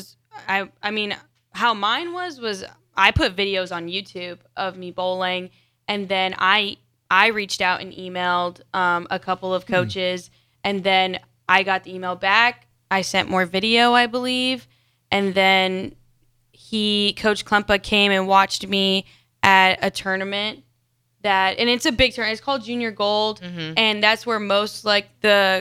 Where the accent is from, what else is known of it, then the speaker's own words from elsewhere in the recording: Texas, United States; moved away as an adult; now in Nebraska, United States; I'm from Texas